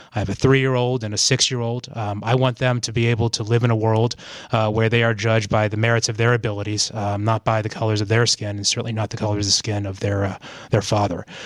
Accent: Asheville, North Carolina, United States; also born or lived in Chicago; I grew up here in Asheville

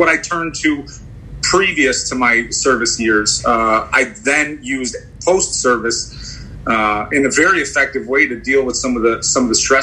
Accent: Chicago, Illinois, United States; I grew up on the Northwest side. I'm a born and raised native Chicagoan

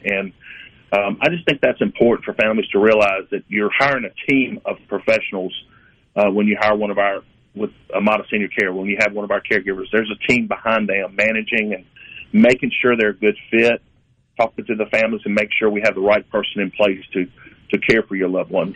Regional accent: the South, United States; we're from the South, and it's it's very important for you to know who's coming to your house

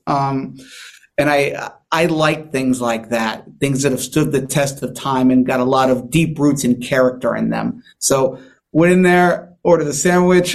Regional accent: San Diego, California, United States; I'm from here. I'm from San Diego.

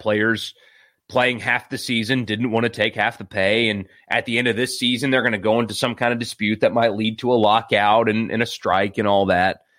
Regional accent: Greenville, South Carolina, United States; born or raised there

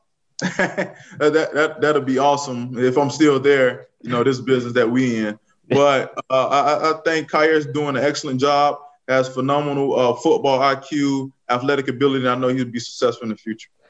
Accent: Riviera Beach, Florida, United States; moved away as an adult; now in Kansas City, United States; I was born and raised in Moore Heights, 24th Street, all my life.

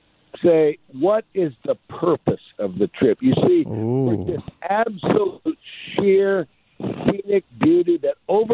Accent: San Francisco, California, United States; I grew up in San Francisco as a little surfer boy

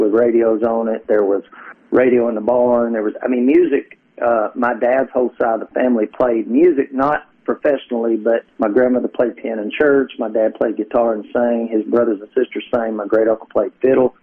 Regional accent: Kentucky, United States; I grew up in Kentucky

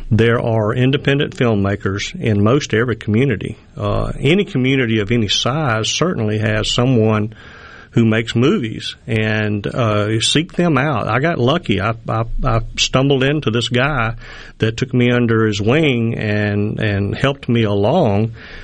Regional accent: Mississippi, United States; but you can't really tell from my accent, but I am a Mississippi and Alabama boy.

